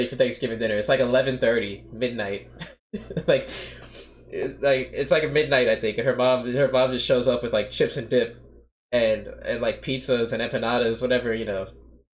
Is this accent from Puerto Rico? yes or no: yes; Puerto Rico; I'm more Americanized as Puerto Rican people are more Americanized